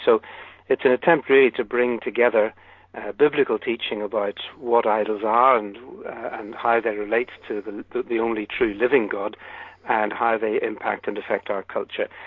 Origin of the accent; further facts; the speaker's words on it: United Kingdom; I'm British